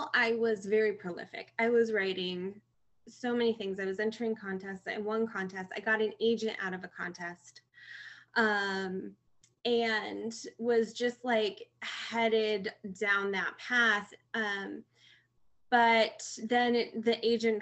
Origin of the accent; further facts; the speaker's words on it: Michigan, United States; moved away as an adult; now in California, United States; I am originally from Michigan and have moved out to California for the last 4 years now